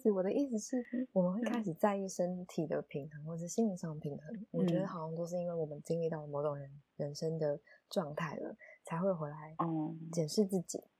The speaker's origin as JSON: {"language": "Chinese", "country": "Taiwan", "said": "身为台湾人骄傲，"}